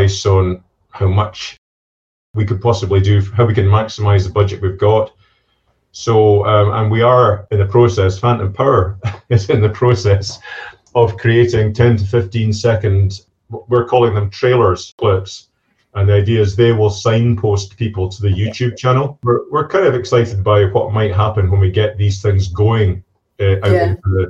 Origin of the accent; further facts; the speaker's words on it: Inverness, Scotland, United Kingdom; moved away; I'm from Inverness myself originally